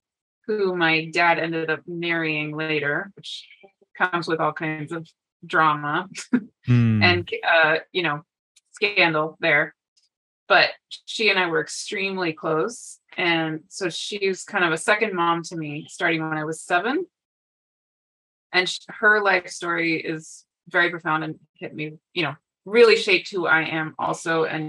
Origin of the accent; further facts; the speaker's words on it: Bangkok, Thailand; born there; So I was born in Bangkok, Thailand, and my family is very international.